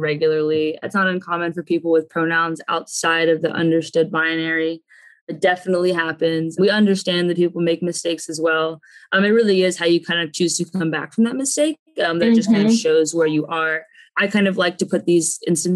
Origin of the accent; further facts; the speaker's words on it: the South, United States; I'm from the South.